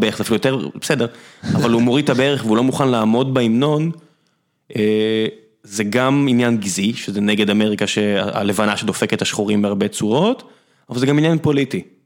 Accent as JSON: {"language": "Hebrew", "town": "Beersheba", "region": "Southern District", "country": "Israel", "tie": "born or raised there", "moved": "as an adult", "lives_now": "Tel Aviv, Israel", "said": "גדלתי בבאר שבע ועכשיו אני בתל אביב"}